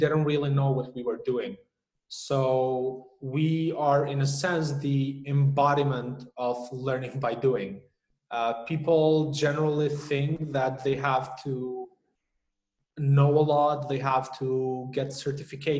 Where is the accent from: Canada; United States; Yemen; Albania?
Albania; now in Kosovo; I was born in Albania, so I have an Albanian passport